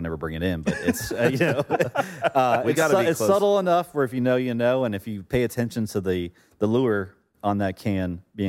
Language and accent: English; Florida, United States; Growing up in Florida, South Florida, grew up fishing, offshore fishing.